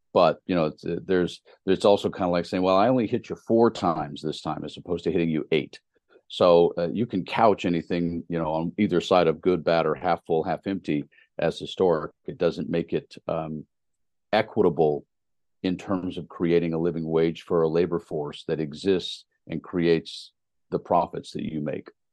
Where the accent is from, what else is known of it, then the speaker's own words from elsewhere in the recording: Tennessee, United States; moved away; I'm from Tennessee